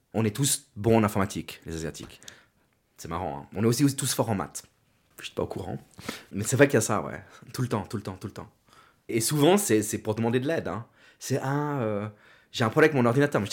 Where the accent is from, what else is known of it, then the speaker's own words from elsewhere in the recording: Meyrin, Geneva, Switzerland; also born or lived in Yverdon; now in Lausanne, Switzerland; je suis né en Suisse, à Genève, à Mérin.